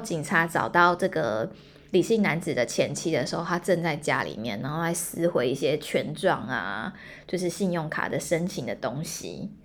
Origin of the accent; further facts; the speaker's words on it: Hualien, Hualien County, Taiwan; moved away as an adult; also born or lived in Taipei; 我是花莲人